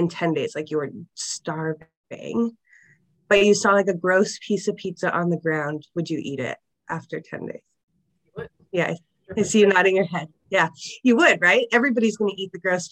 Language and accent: English; Niagara Region, Ontario, Canada; we grew up outside of Niagara region